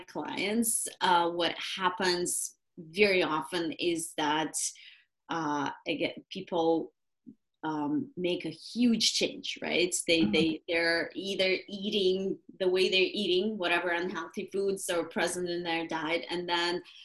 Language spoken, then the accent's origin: English; Moscow, Russia; moved away; I'm originally from Russia, from Moscow, and I grew up really with a very strong orientation toward natural health